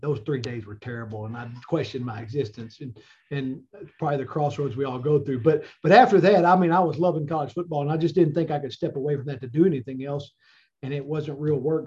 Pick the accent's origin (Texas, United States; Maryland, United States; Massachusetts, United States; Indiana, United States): Texas, United States; Denison; moved away as an adult; now in Arkansas, United States; I grew up in Texas. I played Texas high school football. I went way far away from Denison, Texas, all the way to Sherman